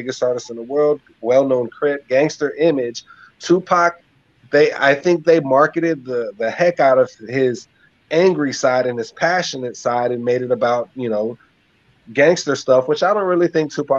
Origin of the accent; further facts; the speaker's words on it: Tampa, Florida, United States; my hometown of Tampa, Florida.